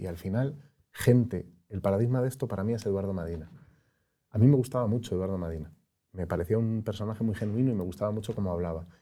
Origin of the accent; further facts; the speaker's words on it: Madrid, Community of Madrid, Spain; yo soy de Madrid